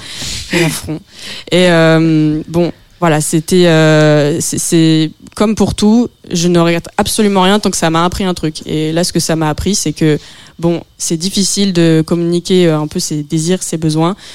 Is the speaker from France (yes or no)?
yes; France; je suis française